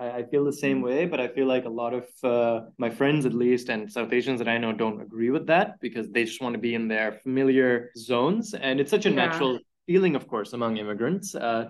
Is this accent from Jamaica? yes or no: no; Islamabad, Islamabad Capital Territory, Pakistan; now in Canada; I'm from Islamabad.